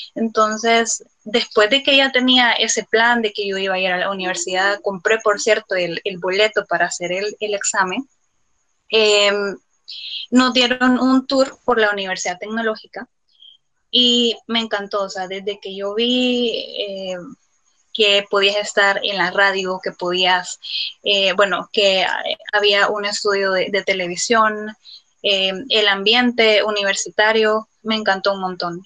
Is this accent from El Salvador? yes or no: yes; El Salvador; Soy una afrodescendiente salvadoreña también, orgullosamente